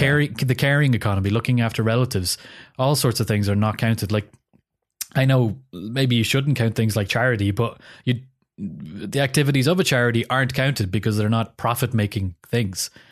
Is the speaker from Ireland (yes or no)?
yes; Ireland; as an Irish person